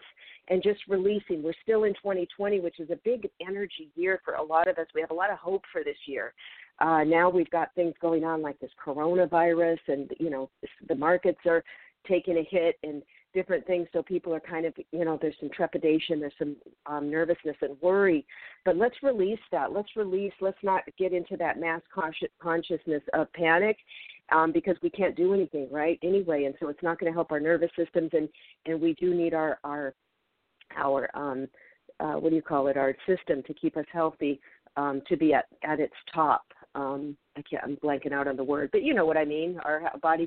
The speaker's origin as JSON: {"language": "English", "town": "Federal Way", "region": "Washington", "country": "United States", "tie": "born or raised there", "moved": "yes", "said": "I grew up in Federal Way, Washington, between Seattle and Tacoma"}